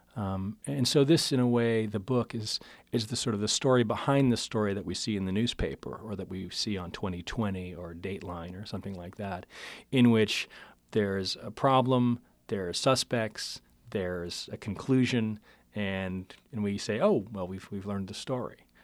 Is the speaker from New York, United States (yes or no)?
no; Pittsburgh, Pennsylvania, United States; moved away; I'm from Pittsburgh originally